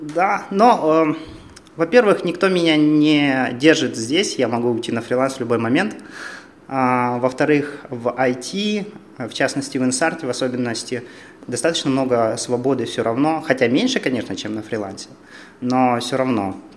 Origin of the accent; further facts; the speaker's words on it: Dimitrov, Donetsk Oblast, Ukraine; moved away as an adult; now in Kharkiv, Ukraine; когда еду в Димитров, свой родной